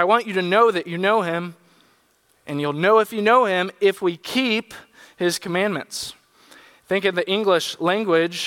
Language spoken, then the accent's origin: English; San Diego, California, United States; When I was in high school, I grew up in San Diego